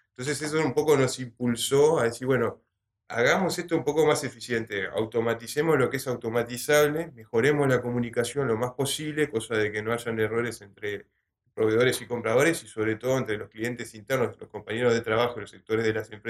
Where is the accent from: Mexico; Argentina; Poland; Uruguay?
Uruguay; Montevideo; Bueno, también vengo de Montevideo.